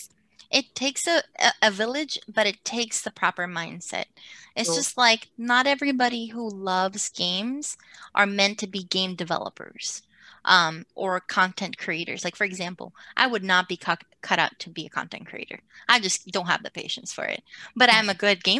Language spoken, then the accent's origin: English; Puerto Rico; now in United States; being born and raised in Puerto Rico, coming to the United States, I grew up in a school district that where I was one of a handful of Latinas